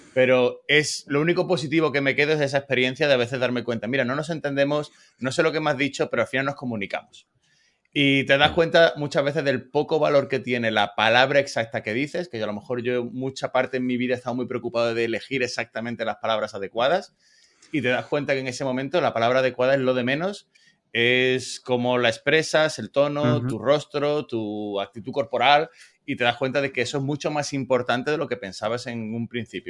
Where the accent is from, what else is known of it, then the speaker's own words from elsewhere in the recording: Spain; now in United States; español plus